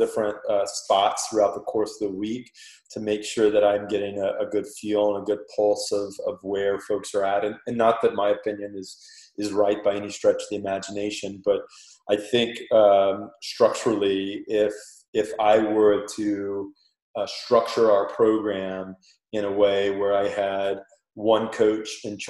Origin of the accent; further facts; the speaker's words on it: Panama; accent: Panamanian; That's my Panamanian accent coming out right there.